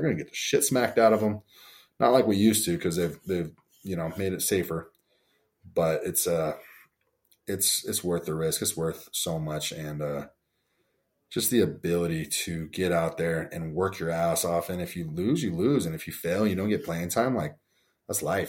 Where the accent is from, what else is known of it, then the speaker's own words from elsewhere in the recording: Bigfork, Montana, United States; also born or lived in Huntington Beach, California / Bakersfield, California; I was born in Huntington Beach, moved to Bakersfield, then I moved to Big Fork, Montana when I was five